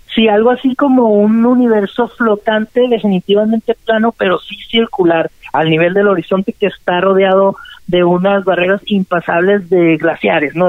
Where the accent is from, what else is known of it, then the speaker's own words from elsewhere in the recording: Mexicali, Baja California, Mexico; Yo crecí, ¿verdad?, toda mi infancia ya en Mexicali, en la California